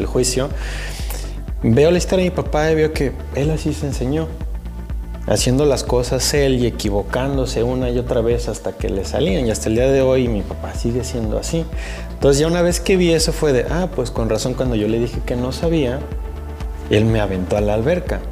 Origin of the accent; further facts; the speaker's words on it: Mexico; como mexicanos y como la herencia católica que tenemos